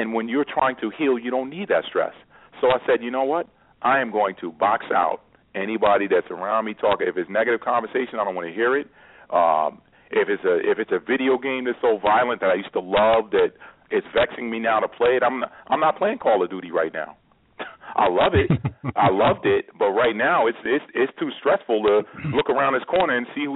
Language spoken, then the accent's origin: English; New York, United States; growing up in New York